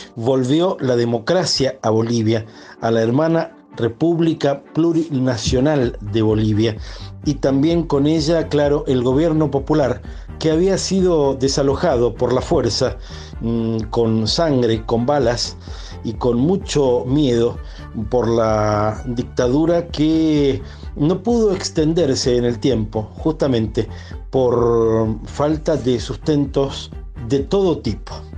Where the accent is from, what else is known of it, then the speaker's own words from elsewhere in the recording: Argentina; millones de argentinos